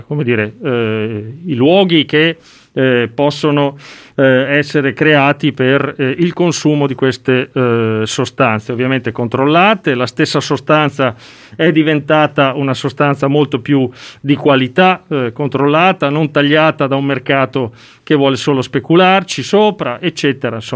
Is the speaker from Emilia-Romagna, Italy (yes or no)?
yes; Modena, Emilia-Romagna, Italy; Giovanardi, visto che parlo da modenese.